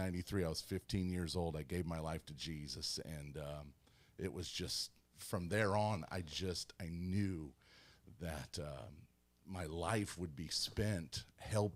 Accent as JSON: {"language": "English", "town": "St. Louis", "region": "Missouri", "country": "United States", "tie": "born or raised there", "also_born_or_lived": "Troy, Missouri", "said": "I was born in St. Louis, Missouri."}